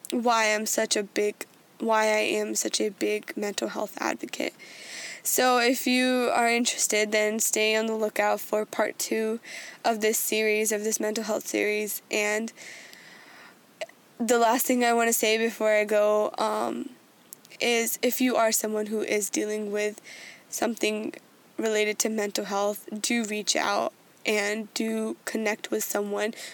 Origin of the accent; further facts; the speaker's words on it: India; Being Indian and being the kind of person I am, I always want to do my level best.